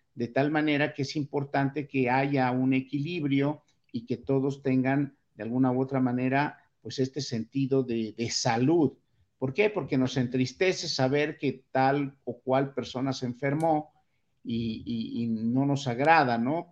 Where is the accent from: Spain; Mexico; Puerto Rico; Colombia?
Mexico; nuestra dieta como mexicanos